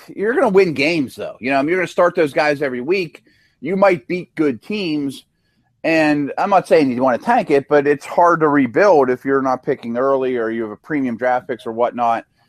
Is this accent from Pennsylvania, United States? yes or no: yes; Pittsburgh, Pennsylvania, United States; I'm from Pittsburgh.